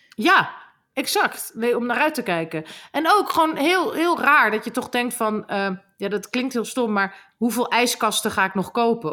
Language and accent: Dutch; Groningen, Netherlands; accent: Gronings; ik ben opgegroeid in Groningen